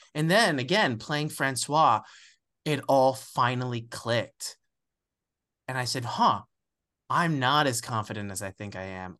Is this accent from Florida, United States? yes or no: yes; West Palm Beach, Florida, United States; moved away; also born or lived in Alabama / Puerto Rico; I was born in Alabama. I grew up in West Palm Beach, Florida, which is the widest part of Florida and my parents didn't teach me Spanish.